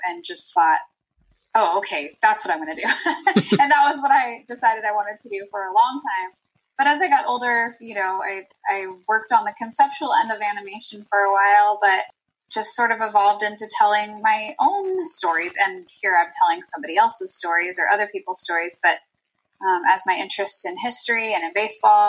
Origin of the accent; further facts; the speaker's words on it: Bay Area of California, United States; I'm from California